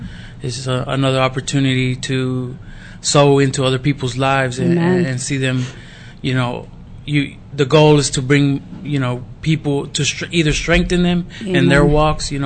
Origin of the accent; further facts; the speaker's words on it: Pleasant Grove, United States; I'm from Pleasant Grove